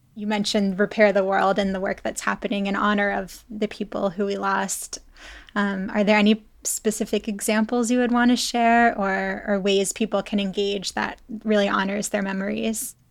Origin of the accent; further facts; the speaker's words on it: Pittsburgh, Pennsylvania, United States; moved away as an adult; also born or lived in Texas; I grew up in the Tree of Life synagogue